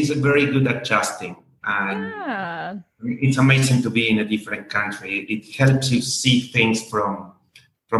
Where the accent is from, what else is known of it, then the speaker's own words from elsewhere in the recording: Argentina; moved away as an adult; now in Washington, D.C., United States; I am originally from Argentina, but I've been living in the U.S. for more than 15 years